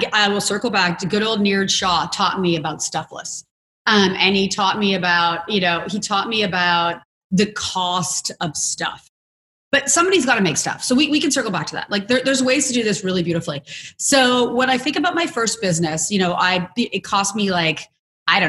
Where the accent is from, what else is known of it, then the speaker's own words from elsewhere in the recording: Canada; I'm also Canadian